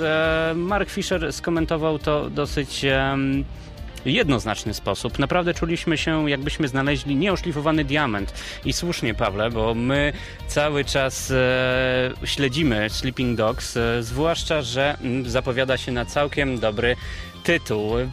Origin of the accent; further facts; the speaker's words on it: Rumia, Pomeranian Voivodeship, Poland; z Rumi, z Pomorza